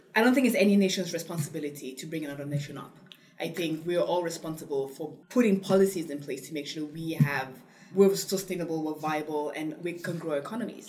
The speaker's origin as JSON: {"language": "English", "country": "Cameroon", "tie": "born or raised there", "also_born_or_lived": "England", "moved": "yes", "said": "I grew up in Cameroon"}